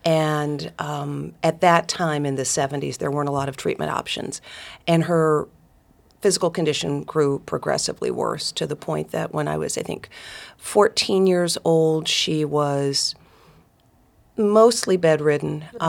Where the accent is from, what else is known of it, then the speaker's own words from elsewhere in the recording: Dalton, Georgia, United States; I'm one of four daughters, grew up in Northwest Georgia. My hometown is Dalton, Georgia, carpet capital of the world.